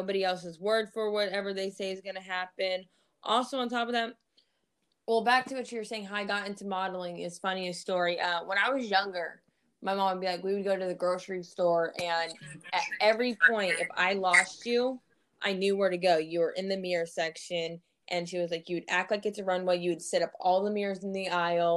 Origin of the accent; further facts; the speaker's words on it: Missouri, United States; also born or lived in Fort Bragg, North Carolina; I'm actually from Missouri.